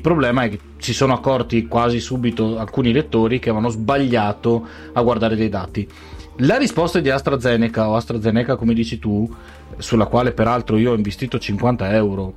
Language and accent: Italian; Veneto, Italy